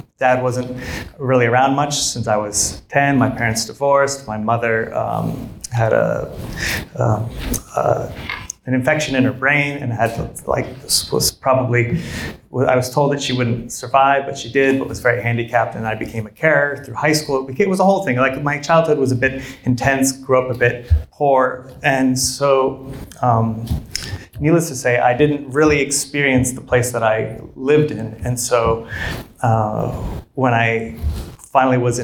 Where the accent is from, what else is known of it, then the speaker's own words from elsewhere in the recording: Fairbanks, Alaska, United States; moved away; Growing up in Fairbanks, it's in the heart of Alaska.